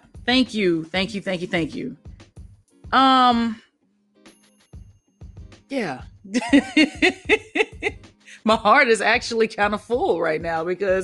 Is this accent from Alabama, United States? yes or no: yes; Mobile, Alabama, United States; I'm from Mobile, Alabama.